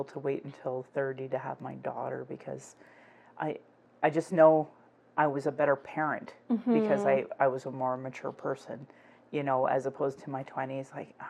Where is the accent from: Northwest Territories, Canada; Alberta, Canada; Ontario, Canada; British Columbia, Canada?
Northwest Territories, Canada; And it's like, I come from the Northwest Territories.